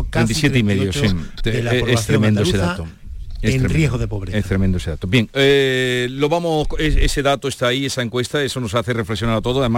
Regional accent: Andalusia, Spain; accent: Andalusian; con nuestro precioso acento cada uno andaluz

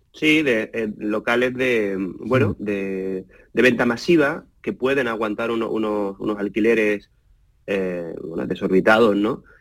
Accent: Málaga, Andalusia, Spain; yo soy de Málaga de toda la vida

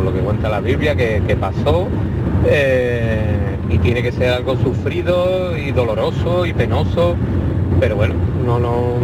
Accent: Alcalá, Andalusia, Spain; Soy … de Alcalá.

